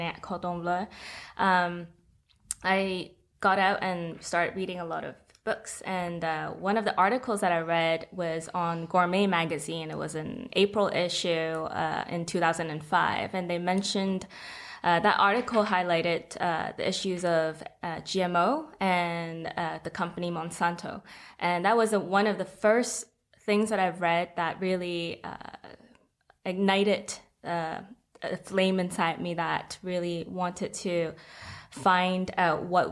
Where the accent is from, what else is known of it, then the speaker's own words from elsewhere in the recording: Hong Kong; I'm from Hong Kong